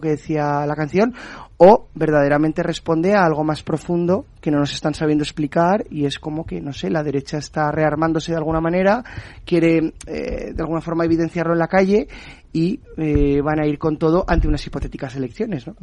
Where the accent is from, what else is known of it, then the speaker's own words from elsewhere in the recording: Aragon, Spain; soy aragonés